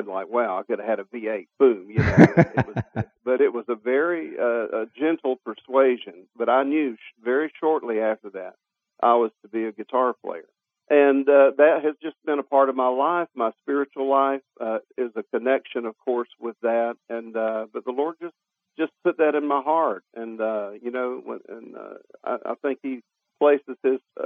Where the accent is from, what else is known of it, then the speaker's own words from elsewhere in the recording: Jacksonville, Florida, United States; I was raised in Jacksonville, Florida, which is a port city